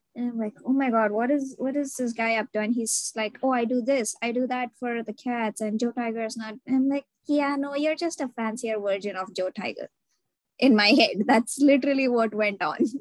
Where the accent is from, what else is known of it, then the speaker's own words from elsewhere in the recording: India; now in United States; I'm Indian